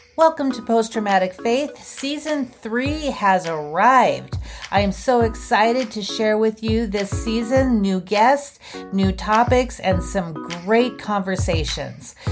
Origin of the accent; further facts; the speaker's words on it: Idaho, United States; also born or lived in Billings, Montana; I'm an Idahoan